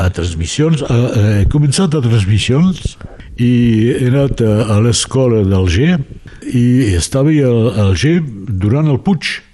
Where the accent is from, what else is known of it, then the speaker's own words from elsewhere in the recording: Perpignan, Occitania, France; jo he nascut al, a Xelem de Sant Louis